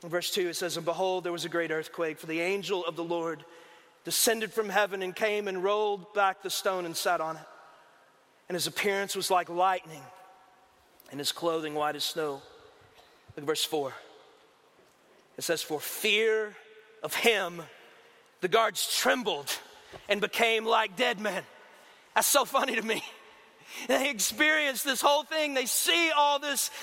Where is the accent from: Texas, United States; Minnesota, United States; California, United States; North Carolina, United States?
Texas, United States; we're from Texas